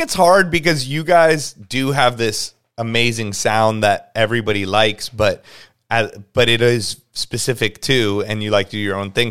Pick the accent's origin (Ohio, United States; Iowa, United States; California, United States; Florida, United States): California, United States; Los Angeles; born and raised